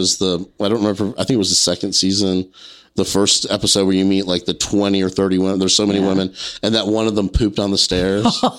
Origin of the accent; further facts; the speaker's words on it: South Carolina, United States; I grew up in South Carolina